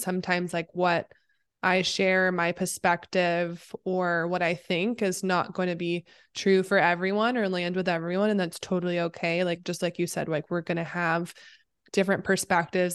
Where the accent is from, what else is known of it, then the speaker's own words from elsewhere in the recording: Oregon, United States; moved away as an adult; now in Los Angeles, United States; I am based in L A. I am from Oregon originally, but I've lived in SoCal area for Lord, including college.